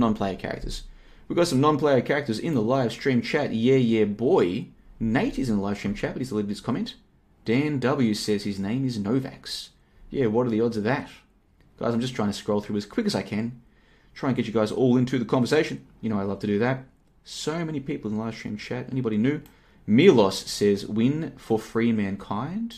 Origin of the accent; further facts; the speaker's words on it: Australia; accent: Australian; now in Plovdiv, Bulgaria; I grew up in Australia. I've got an Australian passport. I've got a pretty much an Australian accent